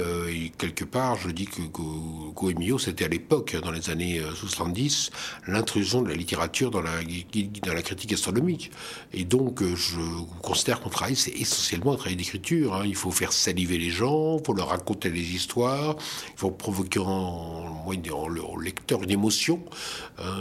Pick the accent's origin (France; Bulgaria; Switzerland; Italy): France; Lorraine, Grand Est; Je suis alsacien professionnel, mais je suis lorrain de naissance et je suis fier d'être lorrain.